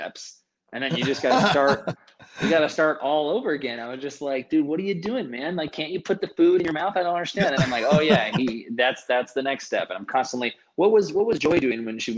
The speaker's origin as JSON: {"language": "English", "region": "California", "country": "United States", "moved": "as an adult", "said": "I'm from California"}